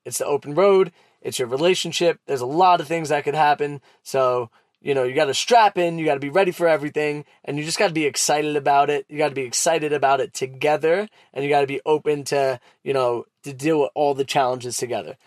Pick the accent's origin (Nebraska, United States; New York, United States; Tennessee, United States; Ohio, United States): New York, United States; New York City; accent: Brooklyn; my Brooklyn accent